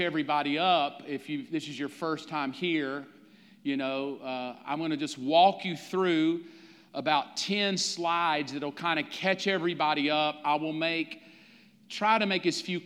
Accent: the South, United States; growing up in the South

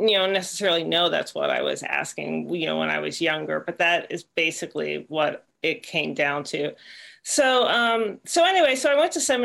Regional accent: Pittsburgh, Pennsylvania, United States; moved away as an adult; also born or lived in Berkeley, California / Bay Area, California / Santa Clara, California; I actually came back to my hometown of Pittsburgh

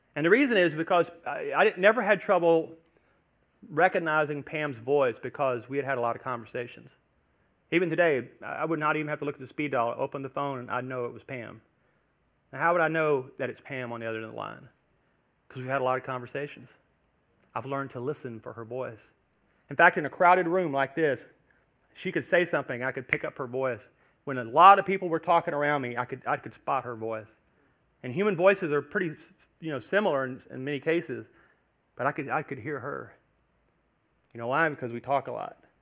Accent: Louisiana, United States; we're from Louisiana

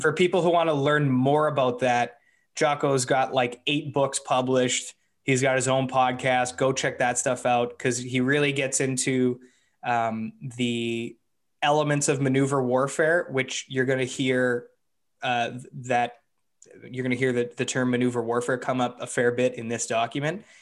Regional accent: Canada; as a Canadian

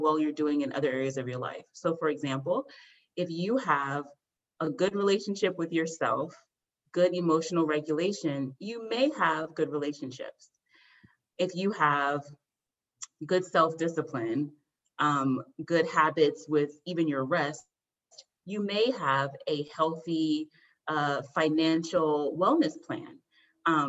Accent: United States; also born or lived in Washington, District of Columbia, United States / Virginia / Montgomery County, Maryland; I grew up in Montgomery County, Maryland, born in DC, raised in Virginia. So I am from the DMV area

